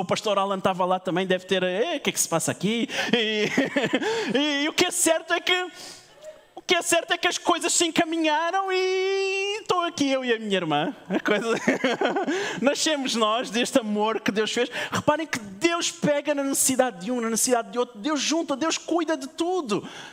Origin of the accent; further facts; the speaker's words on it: Portugal; eu sou português também